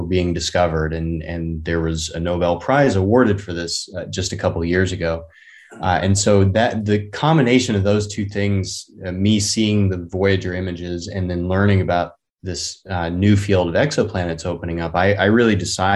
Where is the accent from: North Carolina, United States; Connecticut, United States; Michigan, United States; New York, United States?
North Carolina, United States; now in California, United States; I grew up in North Carolina, so about as far away from California as you can be in the U.S.